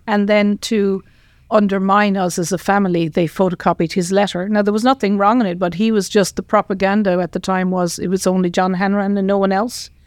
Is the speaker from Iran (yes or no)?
no; Tipperary, Munster, Ireland; I grew up in Ireland, in Tipperary